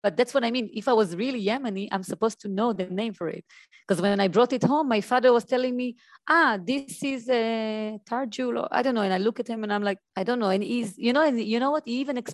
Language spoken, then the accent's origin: English; Israel; moved away as an adult; now in Dubai, United Arab Emirates; growing up in Israel and to be linked to, okay, I'm Arab Jew